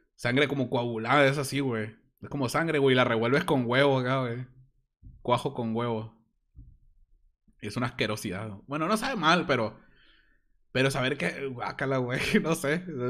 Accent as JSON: {"language": "Spanish", "town": "Hermosillo", "region": "Sonora", "country": "Mexico", "said": "Soy de Sonora, de Hermosillo, Sonora"}